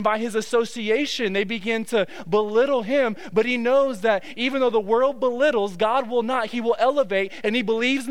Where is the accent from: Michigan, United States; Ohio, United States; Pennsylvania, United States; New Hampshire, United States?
Michigan, United States; Detroit; moved away; I'm from Detroit